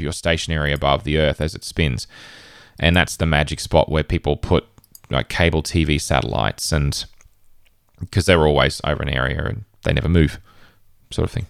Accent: Queensland, Australia; in northern Queensland, um, in my home state in Australia.

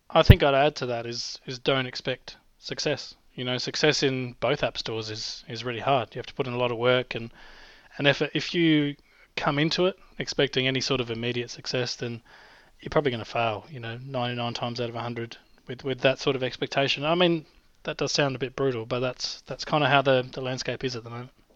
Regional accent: Australia; accent: Australian; my Australian accent

